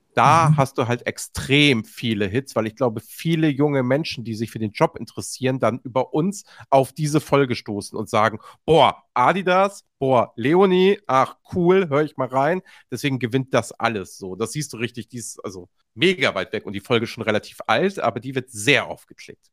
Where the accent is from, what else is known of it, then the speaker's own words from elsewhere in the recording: Hamburg, Germany; als Hamburger